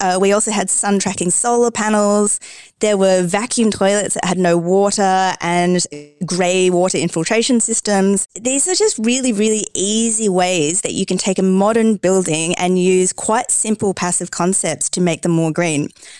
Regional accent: Tasmania, Australia; also born or lived in Queensland, Australia / Brussels, Belgium; now in Dubai, United Arab Emirates; So I was born in Tasmania, which is the tiny island down the bottom. And then obviously I moved to Queensland afterwards, which is all the way up the top.

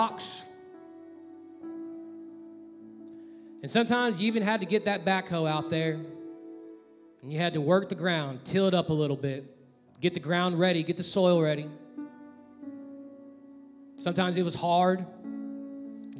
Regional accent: Texas, United States; moved away; I'm from Texas

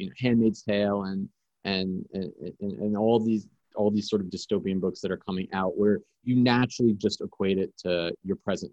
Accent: New York City, New York, United States; I grew up in New York City. I've lived here my whole life.

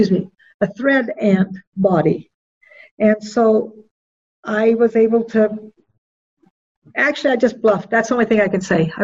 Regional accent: Roosevelt, Utah, United States; Born and raised in Roseville, Utah.

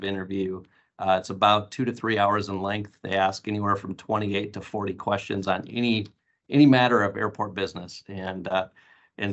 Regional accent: North Central Wisconsin, United States; now in Phoenix, United States; I grew up in North Central Wisconsin

